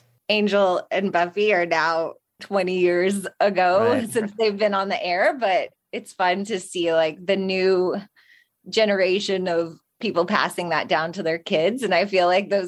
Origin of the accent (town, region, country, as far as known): Dallas, Texas, United States; born or raised there